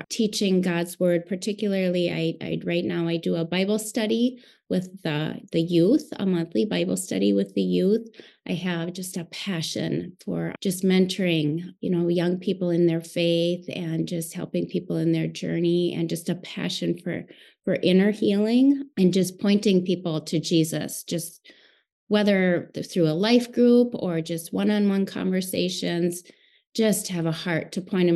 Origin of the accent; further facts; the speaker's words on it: Central Minnesota, United States; I am from Central Minnesota